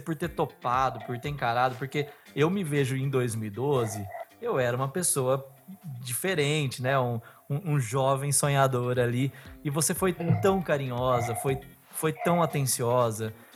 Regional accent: Bauru, São Paulo, Brazil; Eu sou de Bauru

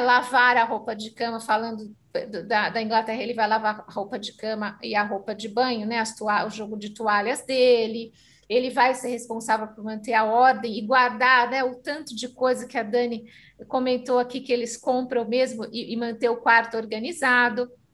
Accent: Brazil; Nós aqui representando as escolas somos brasileiros

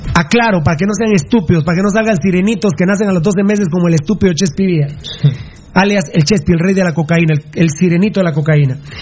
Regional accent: Sololá, Guatemala; also born or lived in Patulul; somos sololeños

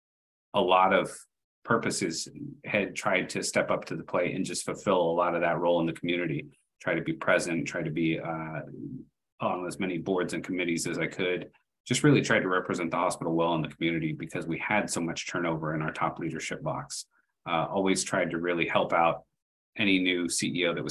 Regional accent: Austin, Texas, United States; moved away; I'm originally from Austin, Texas

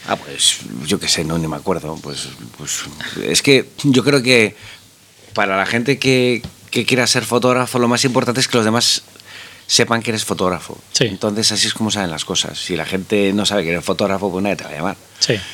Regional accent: Madrid, Community of Madrid, Spain; yo soy madrileño, eh, he nacido aquí

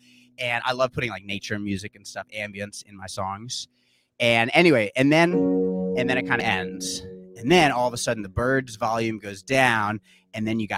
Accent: Brooklyn, New York, United States; it's kind of about my life and growing up in Brooklyn, you know, living in my parents' house.

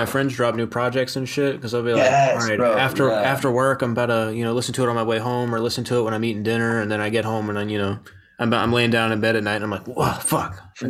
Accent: Winchester, Virginia, United States; moved away as an adult; now in Philadelphia, United States; So I came up in Northern Virginia in a little town called Winchester. Okay. It's like probably about 30-40 minutes outside of DC on a good day. But in November of 2019, I moved to Philadelphia.

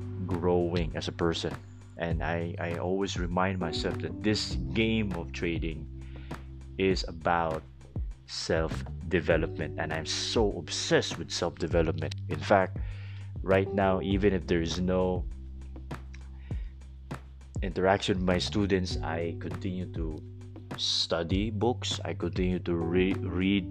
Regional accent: Philippines; English is a second language; I may not be able to speak English so well and to sound like an American because I'm a Filipino guy

